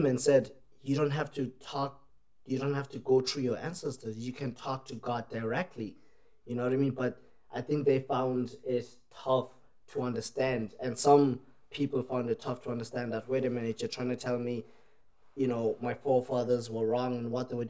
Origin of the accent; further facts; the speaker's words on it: Ireland; also born or lived in South Africa; now in Australia; We moved from South Africa to Ireland. And for... I left when I was about 7, and I was in Ireland when I was about 8, and we, like, literally, I didn't know much about my country, so I grew up there